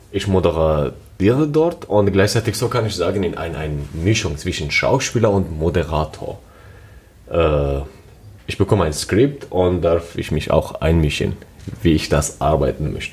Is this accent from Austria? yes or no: no; Syria; now in Germany; ich komme aus Syrien und lebe in Deutschland seit sieben Jahren.